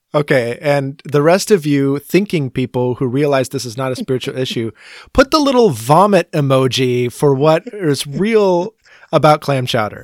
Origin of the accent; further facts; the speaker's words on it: United States; we as an American Christian church